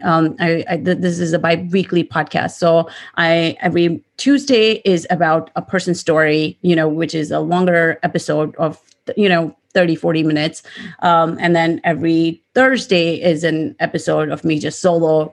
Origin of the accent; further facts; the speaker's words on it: India; moved away; I grew up in India, so most of my family is also in India.